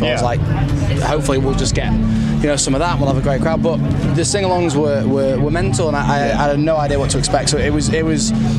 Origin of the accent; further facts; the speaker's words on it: Wales, United Kingdom; Yo, I'm from Wales, mate.